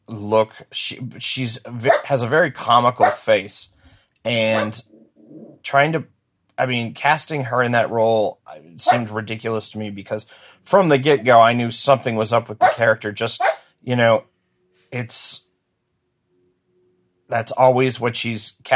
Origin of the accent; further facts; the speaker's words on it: New England, United States; growing up in New England